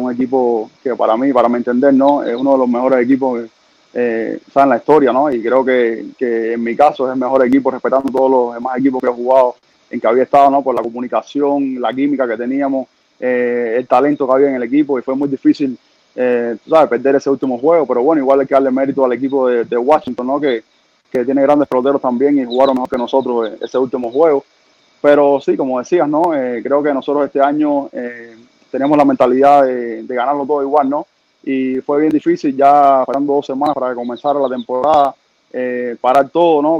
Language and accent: Spanish; Cuba; moved away as an adult; also born or lived in Mexico; cuando yo iba creciendo en Cuba